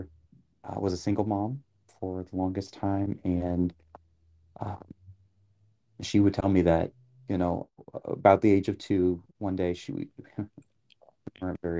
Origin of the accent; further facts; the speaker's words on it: New Orleans, Louisiana, United States; moved away; I grew up in New Orleans